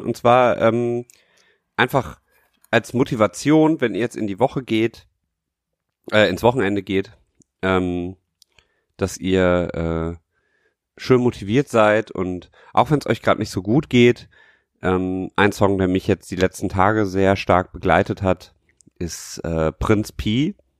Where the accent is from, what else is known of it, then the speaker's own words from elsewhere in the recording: Düsseldorf, North Rhine-Westphalia, Germany; als Düsseldorfer